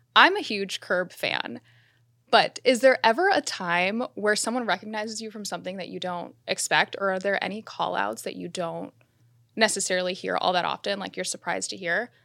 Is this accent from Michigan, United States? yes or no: no; Miami, Florida, United States; I grew up in Miami.